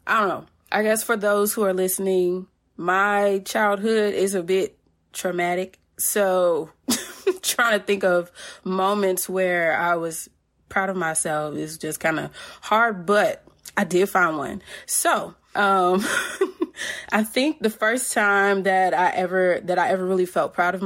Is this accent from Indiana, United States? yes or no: yes; Indiana, United States; I'm from Indiana